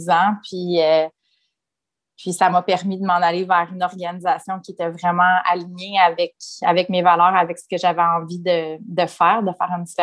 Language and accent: French; Quebec City, Quebec, Canada; also born or lived in Sherbrooke; Moi, je suis née à Sherbrooke, j'ai déménagé à Québec euh, quand j'avais 5-6 ans avec ma famille, bien entendu. Puis, on a déménagé vraiment beaucoup dans notre vie.